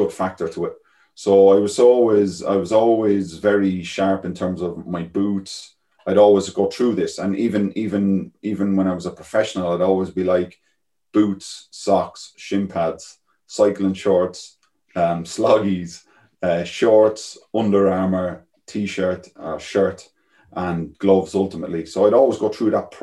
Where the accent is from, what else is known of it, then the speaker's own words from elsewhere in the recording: Galway, Connacht, Ireland; Galway where I come from, the west coast of Ireland